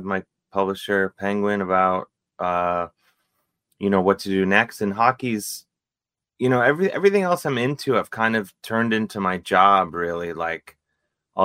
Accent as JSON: {"language": "English", "town": "Cleveland", "region": "Ohio", "country": "United States", "tie": "born or raised there", "said": "growing up in Cleveland"}